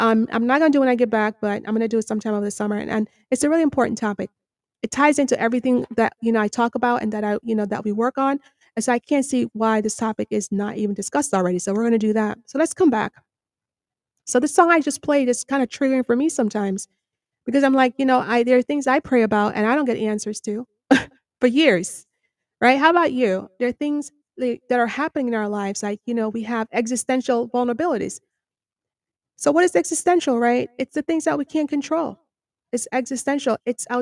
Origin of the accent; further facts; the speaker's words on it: Jamaica; now in United States; I'm from Jamaica